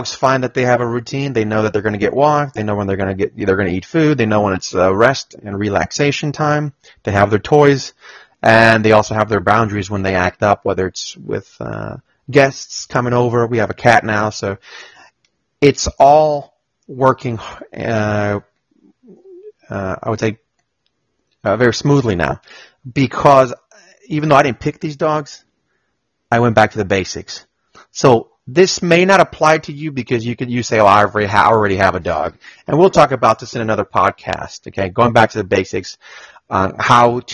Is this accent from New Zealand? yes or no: no; Colombia; now in Austin, United States; I'm from Colombia